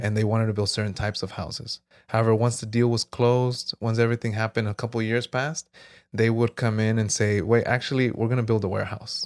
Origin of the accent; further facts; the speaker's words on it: Jurupa Valley, California, United States; also born or lived in South Gate, California; I grew up here in Miraloma